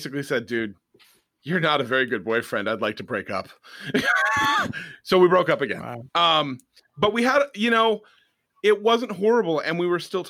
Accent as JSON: {"language": "English", "town": "Lowell", "region": "Massachusetts", "country": "United States", "tie": "born or raised there", "also_born_or_lived": "Tyngsborough, Massachusetts", "said": "I grew up in Lowell and Tingsboro for most of my high school and college career, which is on the eastern half of Massachusetts"}